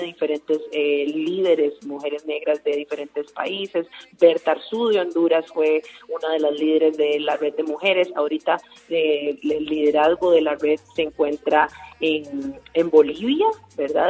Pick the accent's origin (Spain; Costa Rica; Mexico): Costa Rica